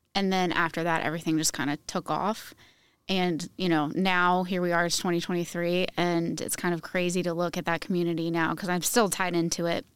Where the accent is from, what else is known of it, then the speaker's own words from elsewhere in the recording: Virginia, United States; moved away as an adult; now in Indiana, United States; I just moved to Indiana two years ago, but I'm originally from Virginia